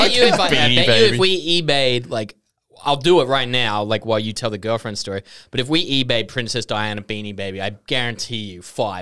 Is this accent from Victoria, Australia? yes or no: no; Queanbeyan, New South Wales, Australia; I'm from Queanbeyan. This is just what we do.